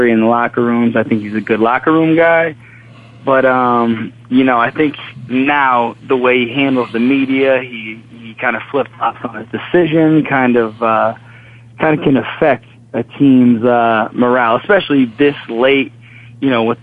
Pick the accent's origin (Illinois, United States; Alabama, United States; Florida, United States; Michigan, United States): Illinois, United States; Springfield; moved away as an adult; now in Chicago, United States; I'm from, born and raised in Springfield, Illinois.